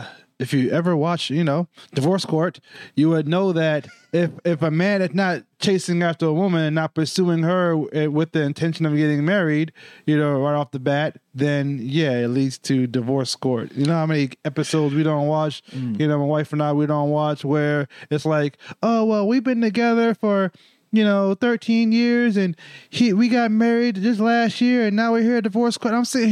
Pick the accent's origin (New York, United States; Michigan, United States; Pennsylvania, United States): New York, United States; One thing I learned growing up in New York is that your word is your bond.